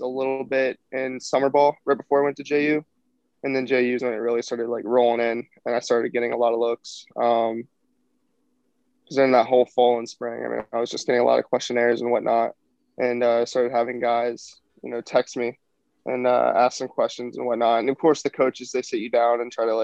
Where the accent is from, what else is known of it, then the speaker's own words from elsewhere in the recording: Florida, United States; I'm from Florida